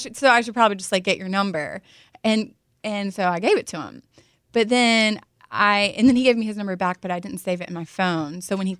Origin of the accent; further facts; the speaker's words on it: North Carolina, United States; now in Los Angeles, United States; I'm from North Carolina.